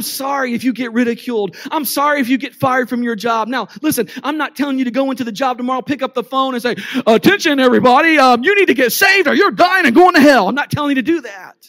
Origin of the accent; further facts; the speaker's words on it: United States; I'm American